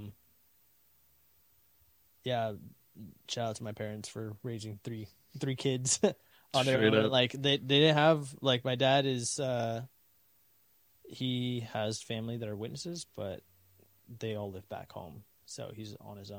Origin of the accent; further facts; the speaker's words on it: Roseville, California, United States; I was born and raised in Roseville, December 8th, 95.